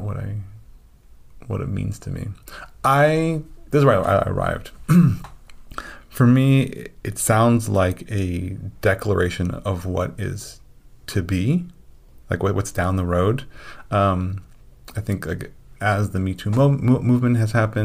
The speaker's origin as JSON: {"language": "English", "region": "Illinois", "country": "United States", "tie": "born or raised there", "said": "I grew up in Illinois"}